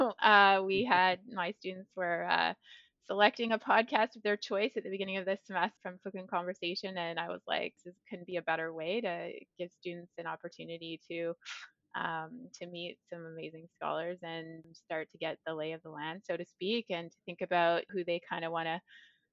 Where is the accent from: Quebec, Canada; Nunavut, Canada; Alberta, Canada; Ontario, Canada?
Nunavut, Canada; the North; moved away; I grew up in the North and that felt like where my heart was.